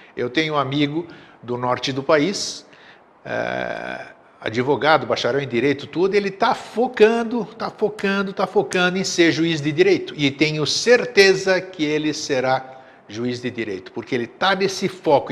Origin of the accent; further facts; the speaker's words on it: Greece; now in Florianópolis, Brazil; eu sou grego de nascença